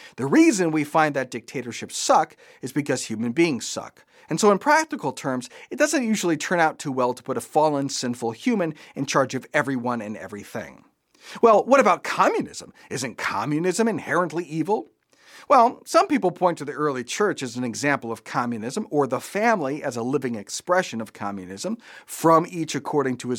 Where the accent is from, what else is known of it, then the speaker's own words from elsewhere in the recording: United States; As American Christians